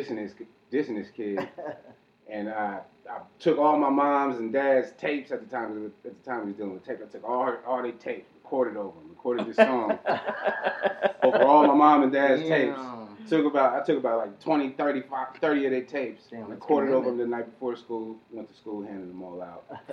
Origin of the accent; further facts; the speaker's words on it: San Jose, California, United States; I'm from San Jose.